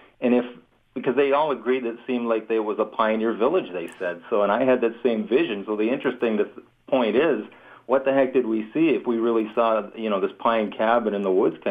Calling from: Hamilton, Ontario, Canada; I'm actually calling from Hamilton.

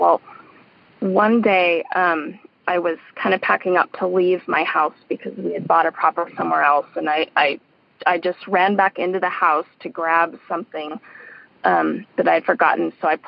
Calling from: Colorado, United States; I'm calling from Colorado.

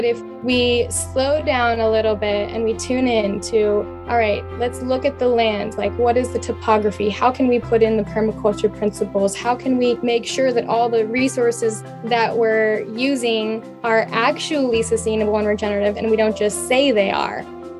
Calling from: San Diego, California, United States; I'm from San Diego area right now.

